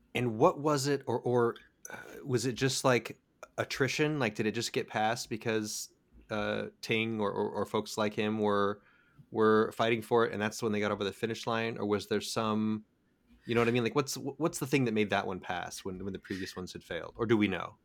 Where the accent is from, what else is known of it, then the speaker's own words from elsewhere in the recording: California, United States; as a Californian